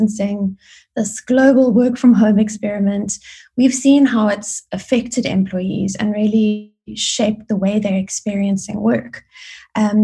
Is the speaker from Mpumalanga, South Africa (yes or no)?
no; Johannesburg, Gauteng, South Africa; moved away as an adult; also born or lived in Grahamstown, South Africa / United Kingdom; now in Cape Town, South Africa; I was born and schooled in Joburg.